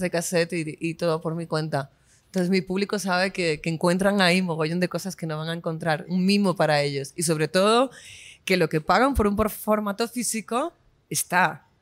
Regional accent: Spain; soy artista española

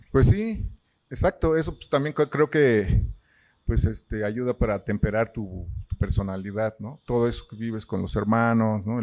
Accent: Mexico City, Mexico; Pues he vivido en la ciudad, en muchas partes. O sea, mis padres andaban como judíos errantes. Yo nací en la Bondojito.

